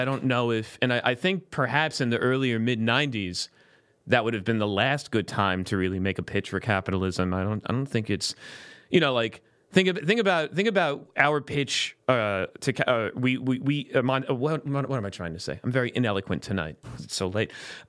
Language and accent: English; United States; I'm an American.